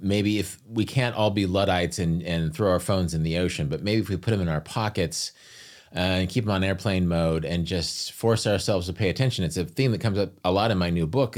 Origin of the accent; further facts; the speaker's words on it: United States; as an American, I, I always had more money than them.